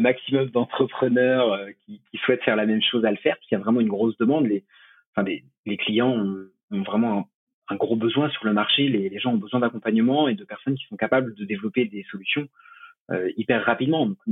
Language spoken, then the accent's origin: French; Choletais, Pays de la Loire, France; also born or lived in Shanghai, China; now in La Rochelle, France; je viens du Choletais à la base pas très loin de Nantes. Aujourd'hui, j'habite à La Rochelle